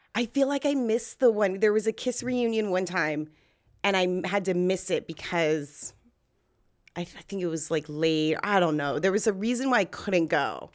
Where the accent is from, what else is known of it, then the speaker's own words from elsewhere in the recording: Los Angeles, California, United States; I grew up in North Hollywood, um, in California and, or Los Angeles